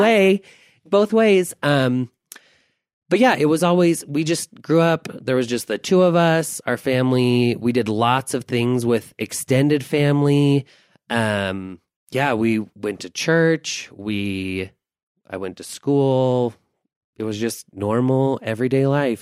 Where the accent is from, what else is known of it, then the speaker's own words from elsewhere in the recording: Taylorsville, United States; We grew up in Taylorsville